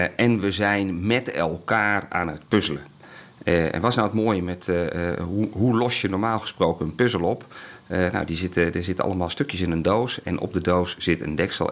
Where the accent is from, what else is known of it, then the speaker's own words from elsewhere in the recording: Netherlands; we zijn in heel veel dingen heel goed in Nederland